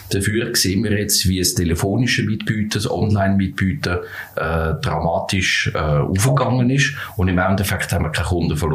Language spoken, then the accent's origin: German; Zurich, Switzerland; möchte das Tram nehmen von mm, Flunter, wo ich aufgewachsen bin